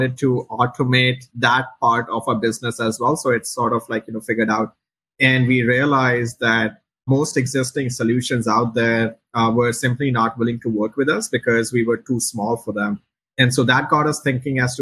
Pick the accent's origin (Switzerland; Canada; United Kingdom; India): India; moved away as an adult; also born or lived in Chicago; now in United States; me and my co-founder, Dhruv, we grew up in India